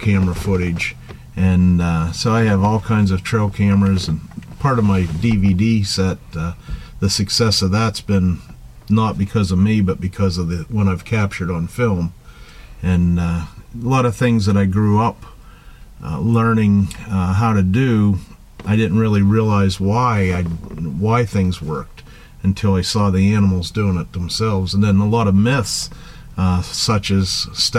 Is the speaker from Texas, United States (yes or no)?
no; Punxsutawney, Pennsylvania, United States; from Punxsutawney, Pennsylvania